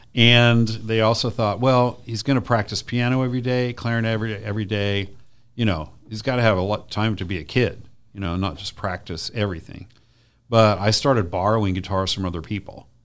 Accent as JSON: {"language": "English", "town": "Redlands", "region": "California", "country": "United States", "tie": "born or raised there", "also_born_or_lived": "Madison, Wisconsin", "said": "by the time I was one, we were in Rut-, in Redlands, California."}